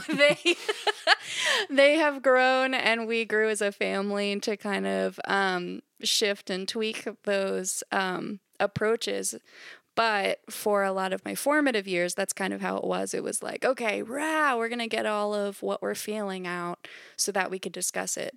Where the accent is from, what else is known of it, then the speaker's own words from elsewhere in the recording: Central Pennsylvania, United States; I am a Central P A native